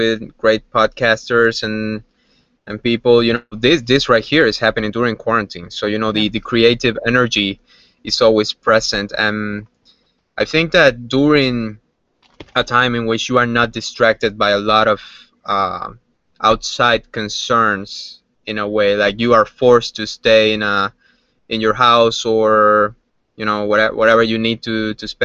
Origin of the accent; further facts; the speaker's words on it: Havana, Cuba; moved away; Growing up in Cuba